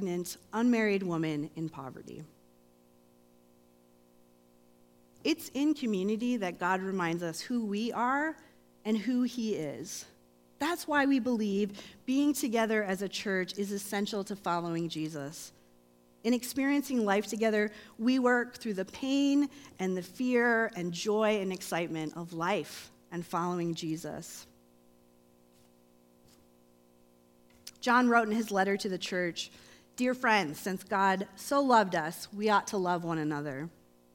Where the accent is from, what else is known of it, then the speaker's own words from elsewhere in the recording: Grand Rapids, Michigan, United States; moved away; I'm not from here, I'm from Michigan